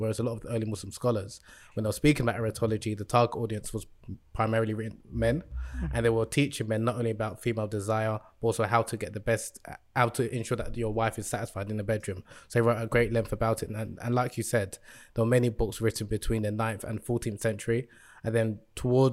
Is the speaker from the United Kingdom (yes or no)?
no; Nigeria; moved away; I'm originally from Nigeria